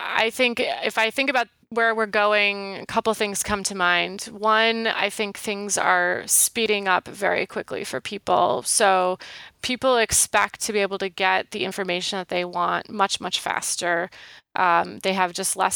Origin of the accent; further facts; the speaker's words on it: Wisconsin, United States; moved away; I grew up in Wisconsin